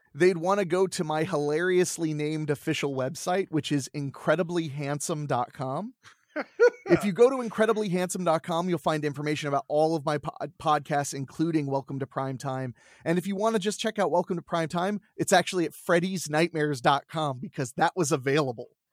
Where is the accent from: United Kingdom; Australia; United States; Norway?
United States; Ohio; I grew up in Ohio